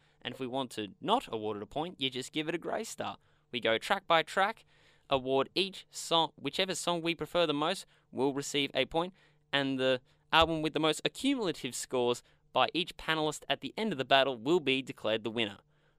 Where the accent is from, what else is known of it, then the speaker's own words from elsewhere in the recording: Australia; We're Australian. … is kind of in our veins from birth.